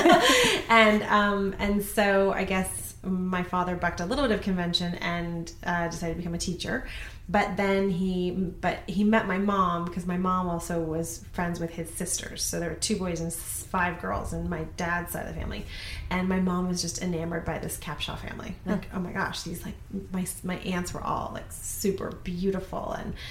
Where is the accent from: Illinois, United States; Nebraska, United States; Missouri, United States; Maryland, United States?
Missouri, United States; Columbia; born there; I was born in Columbia, Missouri.